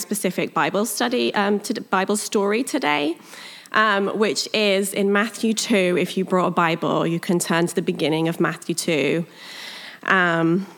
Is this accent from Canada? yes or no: no; United Kingdom; accent: British; moved away; I'm British. I like to just get that out of the way before I start, because then you're not sitting through the whole message wondering what my accent is. It's British